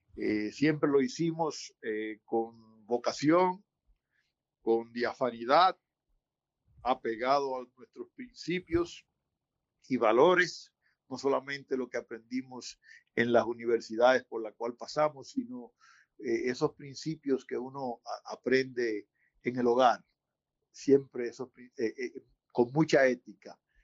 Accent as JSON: {"language": "Spanish", "region": "San Pedro de Macorís", "country": "Dominican Republic", "tie": "born or raised there", "also_born_or_lived": "Santo Domingo", "moved": "as an adult", "lives_now": "United States", "said": "mi pueblo San Pedro"}